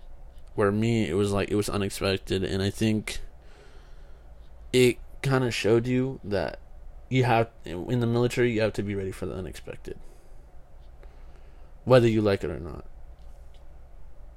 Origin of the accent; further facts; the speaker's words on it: Kingsburg, California, United States; moved away as an adult; Kingsburg, my hometown